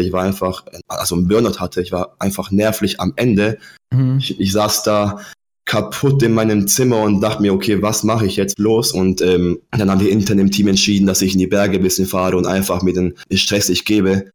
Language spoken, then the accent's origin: German; Germany; also born or lived in Poland; ich bin mit fünf Jahren von Polen nach Deutschland ausgewandert